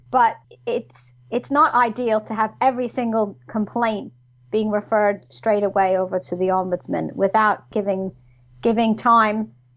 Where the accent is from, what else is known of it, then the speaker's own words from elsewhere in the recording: New York, United States; moved away as an adult; now in United Kingdom; originally, I was um, from New York, mm-hmm. as you can probably tell by my accent.